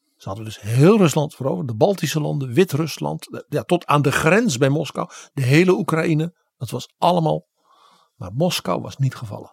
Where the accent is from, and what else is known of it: Netherlands